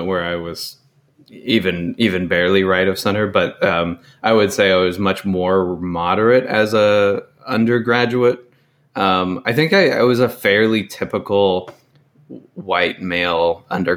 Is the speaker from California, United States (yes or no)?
yes; Chico, California, United States; growing up in Chico based on the schools I went